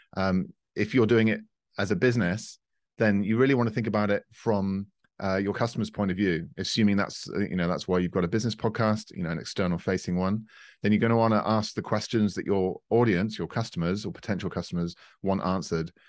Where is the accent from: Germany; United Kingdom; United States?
United Kingdom; now in France; we're based in France, uh, but I'm a Brit, as you can tell